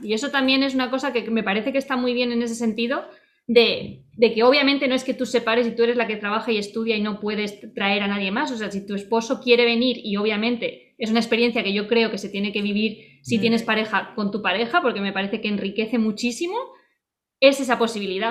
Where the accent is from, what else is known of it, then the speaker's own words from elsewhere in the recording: Murcia, Region of Murcia, Spain; moved away as an adult; also born or lived in Salamanca; now in Eugene, United States; Yo nací en Salamanca, luego vivimos en diferentes lugares y acabé viviendo, hace ya mucho, empecé a vivir muchos años en Murcia